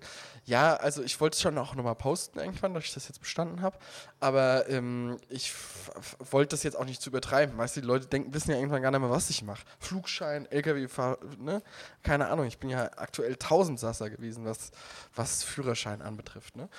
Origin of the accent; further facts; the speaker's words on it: Heiligenroth area, Rhineland-Palatinate, Germany; moved away; in meiner Heimat Diskussionen um dieses Stückchen Wald da in Heiligenroth